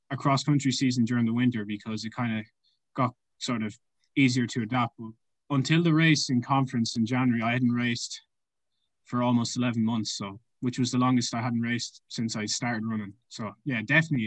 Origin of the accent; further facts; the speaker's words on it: Ireland; moved away as an adult; now in Tulsa, United States; I'm originally from Ireland, so I played kind of numerous different sports, but mainly played soccer and hurling